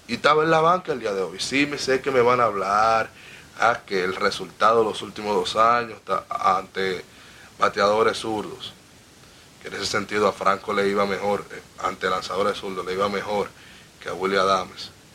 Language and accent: Spanish; Dominican Republic; yo soy un dominicano enfermo